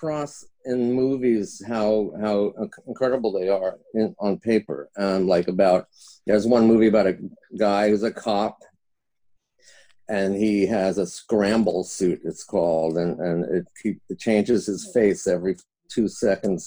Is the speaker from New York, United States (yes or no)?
yes; New York, United States; now in Los Angeles, United States; I'm from New York, but I came out to LA in 1978